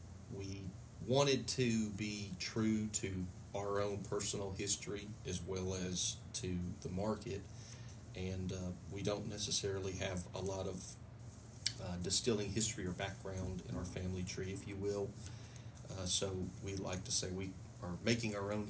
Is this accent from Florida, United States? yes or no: no; Louisiana, United States; moved away as an adult; now in Fort Campbell area, United States; I'm originally from Louisiana, and I was stationed here